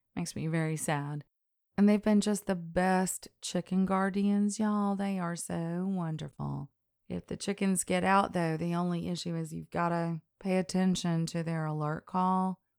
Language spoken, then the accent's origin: English; the South, United States; I was raised in the South